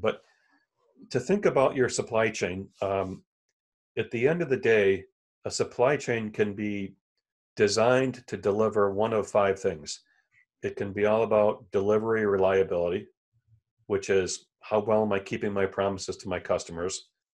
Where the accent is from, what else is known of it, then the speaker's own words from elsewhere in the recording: Elmira, New York, United States; moved away as an adult; also born or lived in Chicago area / Tennessee; now in Buffalo, United States; I'm from Elmira, which is central New York